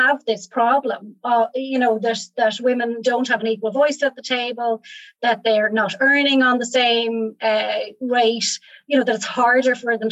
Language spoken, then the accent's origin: English; Ireland; moved away as an adult; also born or lived in Rhode Island, United States / Germany; I'm not American and I'm back in Ireland now for the last few years